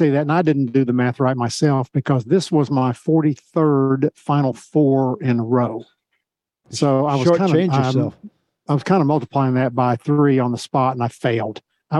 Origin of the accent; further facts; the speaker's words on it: Oklahoma, United States; moved away as an adult; now in Kansas City, United States; I grew up in Oklahoma. I live in Kansas City, and I work in Dallas.